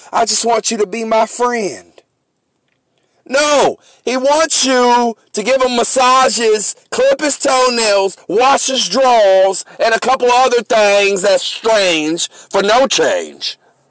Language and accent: English; San Francisco, California, United States; I'm from San Francisco. I'm a 49er fan.